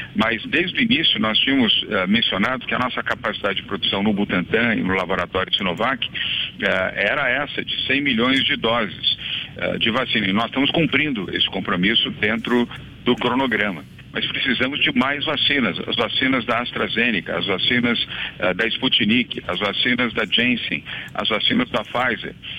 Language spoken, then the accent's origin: Portuguese; Bahia, Brazil; now in São Paulo, Brazil; a minha terra, Bahia. Minha terra saudosa